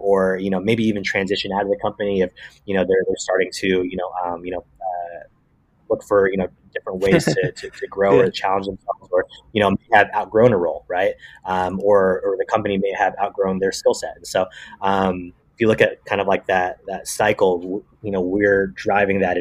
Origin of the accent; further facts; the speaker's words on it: Bay Area, California, United States; I'm from the Bay Area